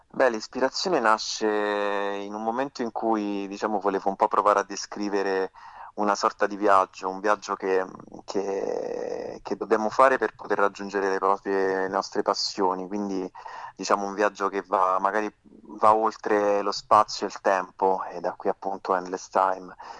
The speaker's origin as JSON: {"language": "Italian", "town": "Frosinone", "region": "Lazio", "country": "Italy", "tie": "born or raised there", "moved": "as an adult", "lives_now": "Rome, Italy", "said": "Io sono nato a Frosinone all'età di di vent'anni mi sono trasferito a Roma"}